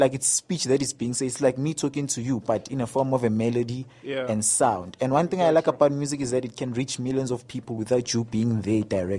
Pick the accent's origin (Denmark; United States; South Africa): South Africa; I'm a South African musician and record producer based in Johannesburg.